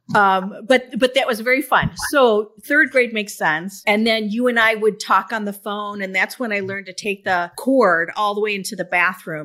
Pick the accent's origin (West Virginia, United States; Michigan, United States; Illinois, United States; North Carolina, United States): Michigan, United States; Birmingham; you and I grew up in Birmingham, Michigan